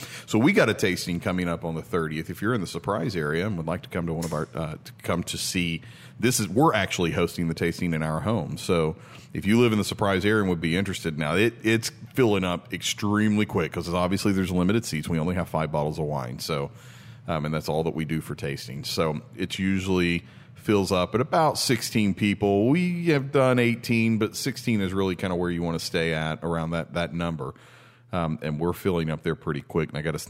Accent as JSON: {"language": "English", "region": "Tennessee", "country": "United States", "said": "We're originally from Tennessee."}